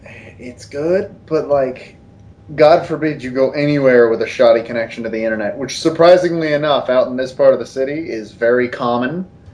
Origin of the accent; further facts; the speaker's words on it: Kansas, United States; Is it because we're from Kansas?